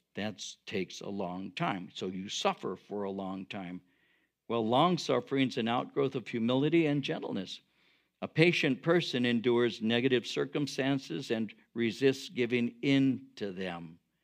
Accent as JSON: {"language": "English", "town": "Norwalk", "region": "California", "country": "United States", "tie": "born or raised there", "said": "where I grew up in Norwalk"}